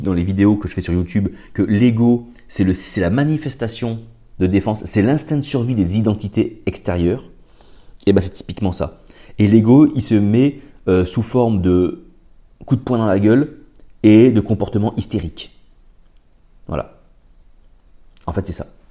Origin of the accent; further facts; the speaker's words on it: France; chez nous en France